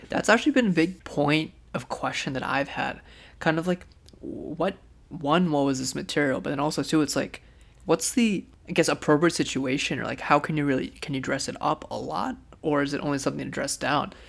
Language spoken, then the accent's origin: English; India; as an Indian